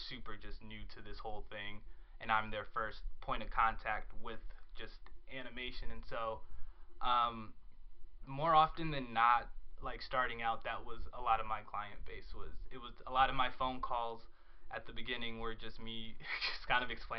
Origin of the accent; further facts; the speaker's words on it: Chicago, Illinois, United States; So I've been out here for 2 years, and I come from Chicago. Moved here from Chicago.